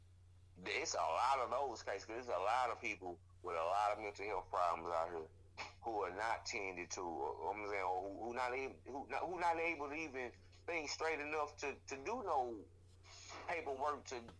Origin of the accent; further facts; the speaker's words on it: Shreveport, Louisiana, United States; moved away; I ain't never been to New Orleans, and I'm from Shreveport.